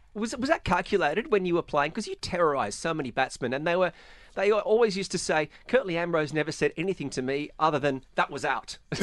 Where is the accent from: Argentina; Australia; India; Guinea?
Australia; as an Australian, I'm very fortunate that I was a child of nineteen nineties cricket in Australia